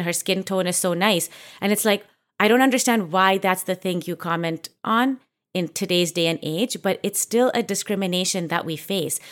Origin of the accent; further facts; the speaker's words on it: Canada; I grew up in Canada where, you know, like, there wasn't even that many Indian people until we started to get a little bit older